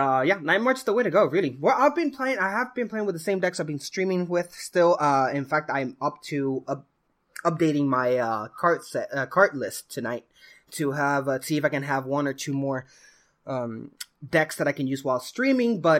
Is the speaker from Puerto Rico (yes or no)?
yes; Puerto Rico; moved away; Puerto Rico, my homeland, my hometown